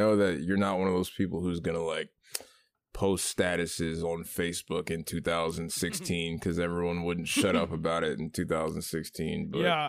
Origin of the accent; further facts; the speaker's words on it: Hawaii, United States; born there; I was born in Hawaii, so I respect the, you know, the Hawaiian pizza, quote unquote.